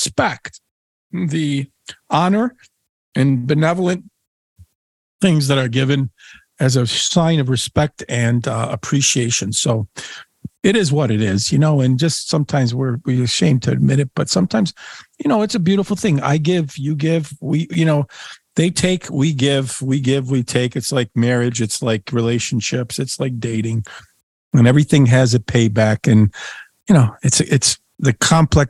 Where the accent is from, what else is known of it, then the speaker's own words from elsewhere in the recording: Niagara Frontier, New York, United States; I was a little boy growing up in the Niagara Frontier